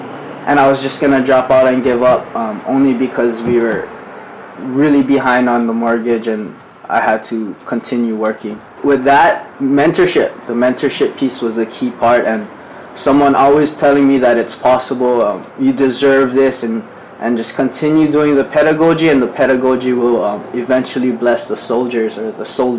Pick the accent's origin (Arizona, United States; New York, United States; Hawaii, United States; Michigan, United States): Hawaii, United States; Ewa Beach; I'm from Evo Beach on the hood